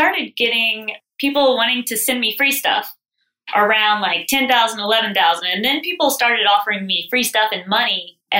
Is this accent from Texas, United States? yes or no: yes; Sugar Land, Texas, United States; moved away as an adult; now in Charleston, United States; So I'm from Texas. Okay. I grew up in Sugarland and now my parents live on our ranch. We come from ranchers.